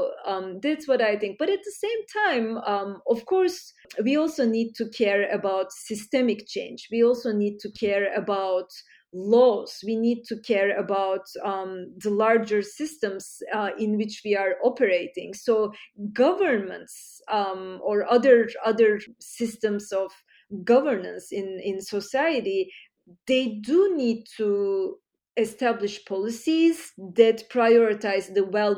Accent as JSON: {"language": "English", "region": "Istanbul", "country": "Turkey", "tie": "born or raised there", "moved": "yes", "lives_now": "United States", "said": "I grew up in Turkey, Istanbul"}